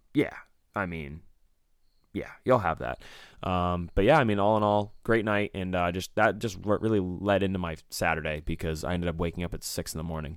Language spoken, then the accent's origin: English; Maine, United States; we're from Maine